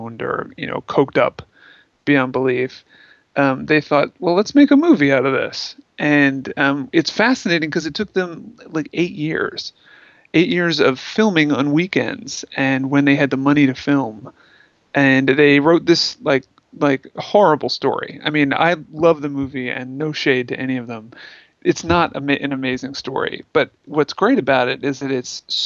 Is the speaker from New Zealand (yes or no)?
no; Baltimore, Maryland, United States; I grew up in Baltimore